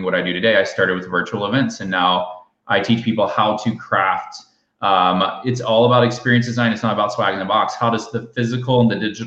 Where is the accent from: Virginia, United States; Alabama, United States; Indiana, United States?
Alabama, United States; now in Austin, United States; I'm in Alabama right now because I grew up in Alabama